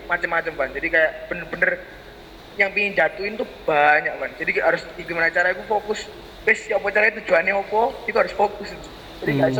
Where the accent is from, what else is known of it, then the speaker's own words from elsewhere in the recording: Sidoarjo, East Java, Indonesia; aku sempet ketemu sama kotaku kan sidoarjo